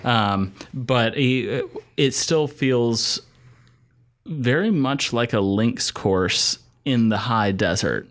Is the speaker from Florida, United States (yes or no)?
no; Asheville, North Carolina, United States; I'm from Asheville, North Carolina.